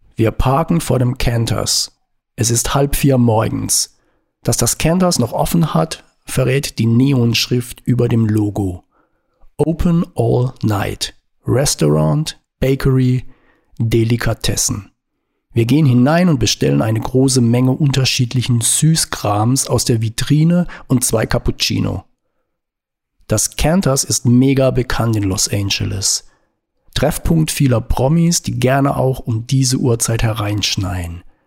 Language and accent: German; Baden-Württemberg, Germany; Baden? Herrschaften, da komme ich her